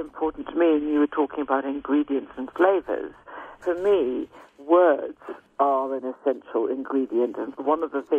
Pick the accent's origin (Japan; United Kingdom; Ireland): United Kingdom; I'm British